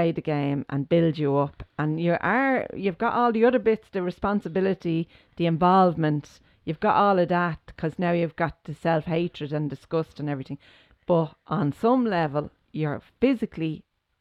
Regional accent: Ireland; growing up in Ireland

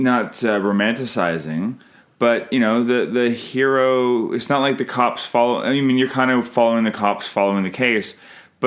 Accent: Canada; I'm Canadian filmmaker

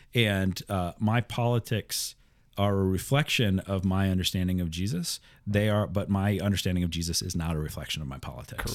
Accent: Iowa, United States; growing up in Midwest Iowa

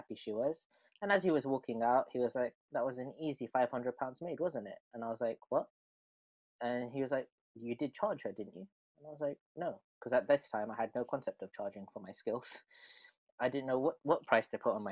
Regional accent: London, United Kingdom; So I come from Northwest London. I live around North Holt.

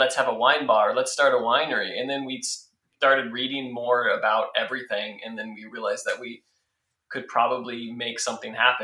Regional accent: one town over from Victorville, California, United States; I was born and raised one town over, so I haven't gotten too far

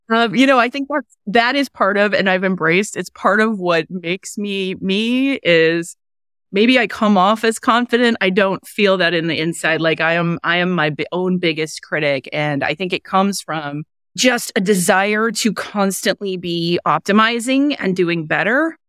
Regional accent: Kansas City, United States; I grew up in Kansas City area

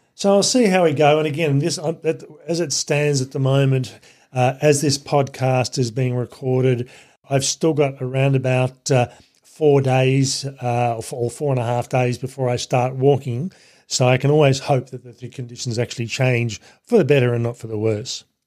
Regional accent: Canberra, Australian Capital Territory, Australia; my hometown city of Canberra

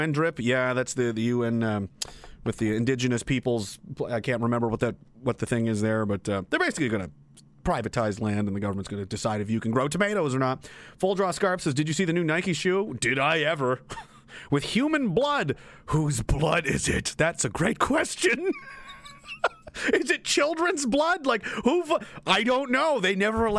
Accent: Pictou County, Nova Scotia, Canada; This is my home area. I'm from Pictou County

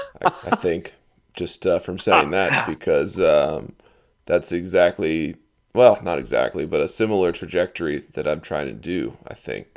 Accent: Baltimore, Maryland, United States

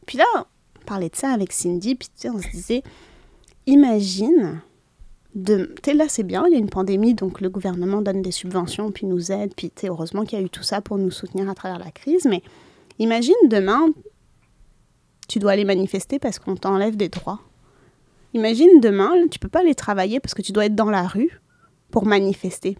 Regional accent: Lebanon; moved away; je suis libanaise

